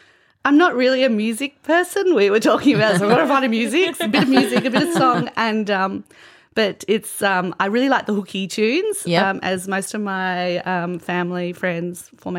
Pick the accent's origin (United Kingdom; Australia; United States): Australia; growing up in Australia in a certain time frame, maybe the 80s